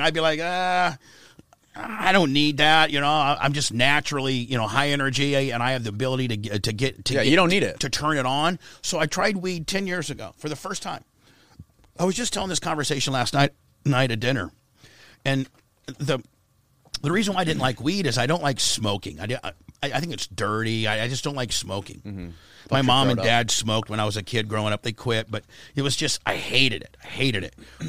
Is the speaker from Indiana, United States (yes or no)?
yes; Warsaw, Indiana, United States; I was from Warsaw, Indiana, and, like, weed was a gateway drug.